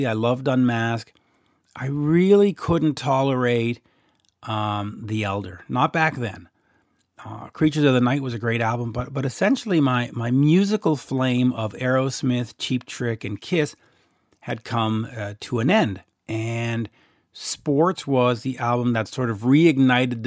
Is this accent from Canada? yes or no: yes; Canada; accent: Canadian; in my Canadian accent